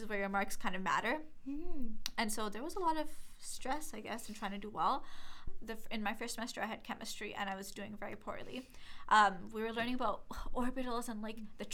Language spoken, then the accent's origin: English; Toronto, Ontario, Canada; also born or lived in Brampton; I grew up in Toronto and then I moved to Brampton. So I spent half my life in Toronto and half my life in Brampton pretty much.